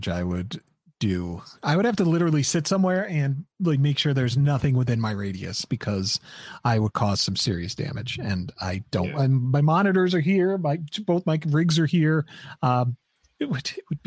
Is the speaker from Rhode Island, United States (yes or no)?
yes; Rhode Island, United States; moved away; I'm from the East Coast. I'm from a little state called Rhode Island